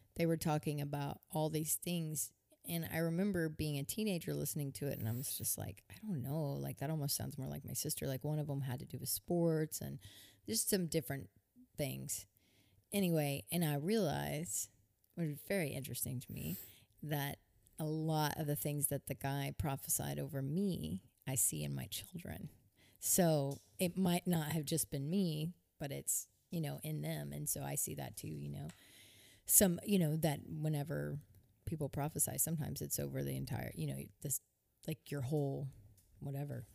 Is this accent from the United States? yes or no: yes; United States; also born or lived in Nice, France; I love being an American.